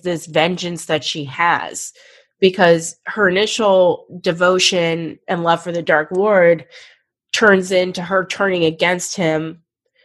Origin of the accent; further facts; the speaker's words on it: Pittsburgh, Pennsylvania, United States; I'm just from Pittsburgh